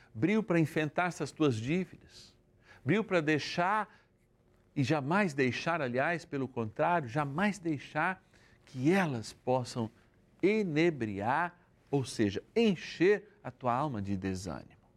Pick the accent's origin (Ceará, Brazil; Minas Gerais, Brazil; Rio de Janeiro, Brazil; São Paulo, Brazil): São Paulo, Brazil; now in Votuporanga, Brazil; da minha cidade natal, São Paulo, capital